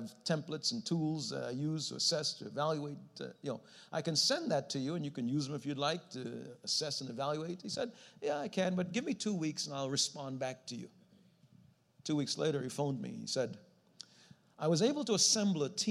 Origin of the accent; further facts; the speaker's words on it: New York City, New York, United States; I grew up in New York City